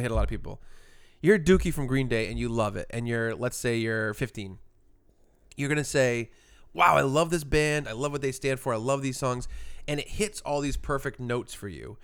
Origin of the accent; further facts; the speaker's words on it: Providence, Rhode Island, United States; we're from Providence, so it was like a, a home show